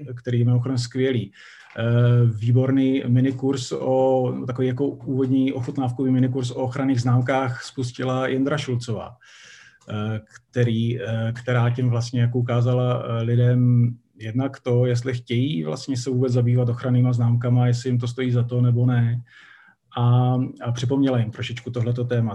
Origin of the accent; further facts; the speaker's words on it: Ostrava, Moravian-Silesian Region, Czechia; moved away; dlouho jako jsem v Ostravě nebyl, je fajn se tam zase objevit, je to moje rodné město